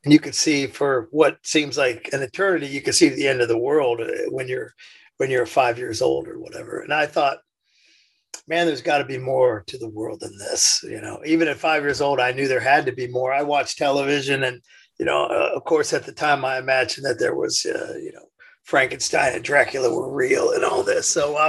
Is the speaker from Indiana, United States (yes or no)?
yes; Indiana, United States; Yeah, I was born in Indiana.